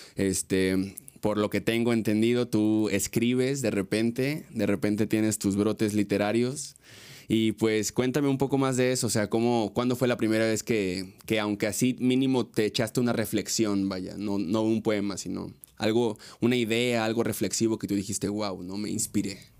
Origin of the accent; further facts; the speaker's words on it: Mexico; la cultura que, que tenemos como mexicanos